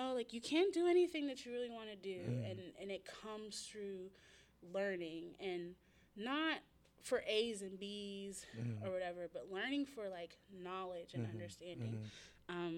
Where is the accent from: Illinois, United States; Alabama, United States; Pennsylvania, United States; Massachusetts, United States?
Pennsylvania, United States; Wilkinsburg; I grew up in Wilkinsburg